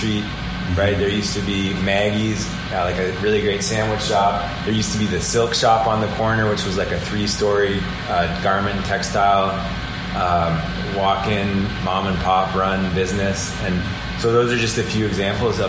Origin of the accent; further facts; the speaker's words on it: Peterborough, Ontario, Canada; I grew up in the Old West End